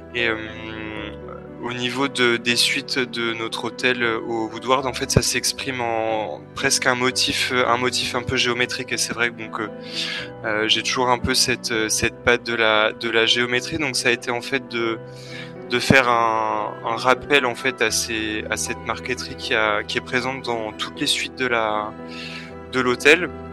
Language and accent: French; Besançon, Bourgogne-Franche-Comté, France; now in Switzerland; je viens de Franche-Comté, exactement de, Besançon